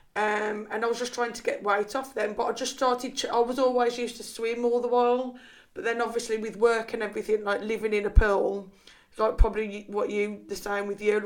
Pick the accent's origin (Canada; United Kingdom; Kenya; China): United Kingdom; Liverpool, North West England; accent: Scouse; my Scouse accent.